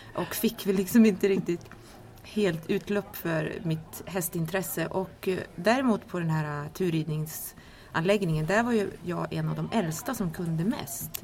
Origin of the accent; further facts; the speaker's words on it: Kiruna, Norrbotten County, Sweden; jag är uppvuxen i Kiruna